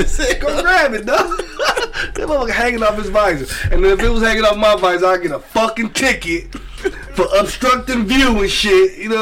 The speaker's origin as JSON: {"language": "English", "country": "United States", "said": "Like we as American people"}